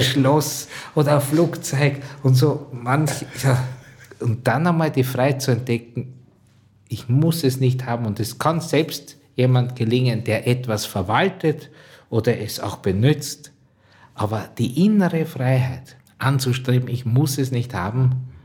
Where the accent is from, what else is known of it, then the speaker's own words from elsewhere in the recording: Drosendorf, Lower Austria, Austria; Ich bin zu Hause im Waldviertel aufgewachsen, äh, genau in der Stadt Drosendorf, das ist meine Heimat